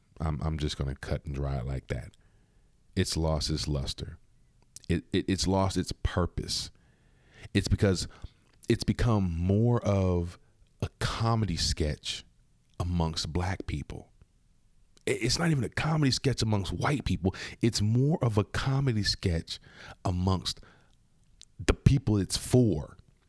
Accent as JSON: {"language": "English", "country": "United States", "said": "We're born in America. Therefore, we are American."}